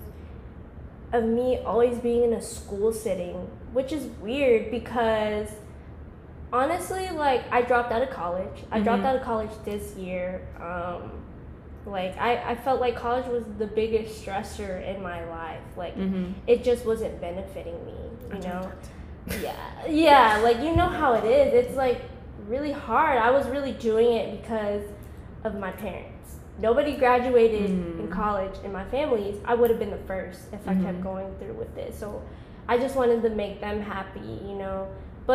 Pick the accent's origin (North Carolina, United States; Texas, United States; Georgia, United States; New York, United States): Georgia, United States; Covington; also born or lived in California / Cambodia (parents); I was born in Cali. My parents are from Cambodia. I've been living in Georgia since I was like 6 years old. I'm 22 now, so that's like, it's been a minute. So basically, I'm raised in Georgia. I was like growing up in Covington, small town.